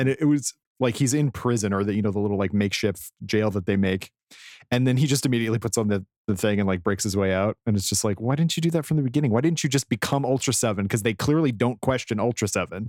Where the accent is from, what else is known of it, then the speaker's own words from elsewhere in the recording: Colorado, United States; I grew up in Colorado and had to do a lot of mountain roads where there's nowhere to go